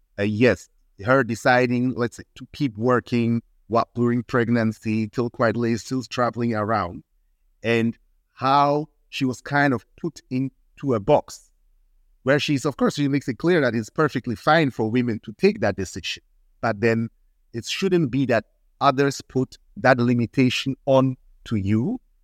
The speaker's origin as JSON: {"language": "English", "country": "Ghana", "also_born_or_lived": "Switzerland", "said": "I introduce myself as Ghanaian Swiss. I grew up as"}